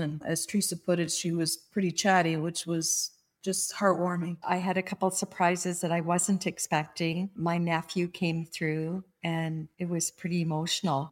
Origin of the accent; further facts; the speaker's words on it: Niagara Falls, Ontario, Canada; I'm from Niagara Falls, Ontario, Canada.